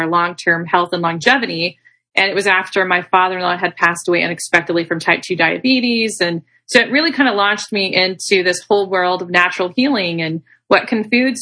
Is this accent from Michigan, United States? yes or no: no; Arkansas, United States; also born or lived in Texas; now in California, United States; I'm actually originally from Arkansas. I'm from the South